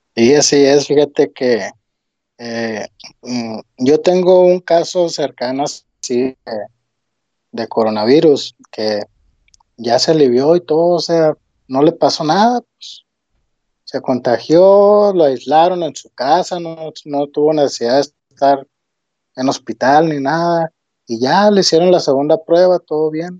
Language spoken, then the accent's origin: Spanish; Hermosillo, Sonora, Mexico; soy de aquí de Hermosillo.